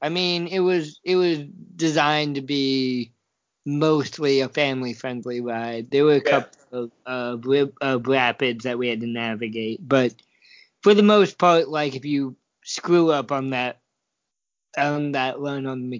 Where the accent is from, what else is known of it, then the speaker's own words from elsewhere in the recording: Oregon, United States; Hey, I am technically from Oregon.